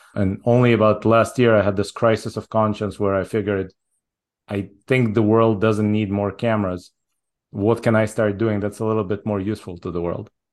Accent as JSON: {"language": "English", "country": "Israel", "tie": "born or raised there", "also_born_or_lived": "Soviet Union / Japan", "moved": "as an adult", "lives_now": "United States", "said": "I was born in the Soviet Union. I moved to Israel when I was six. So I grew up in Israel all the way through college."}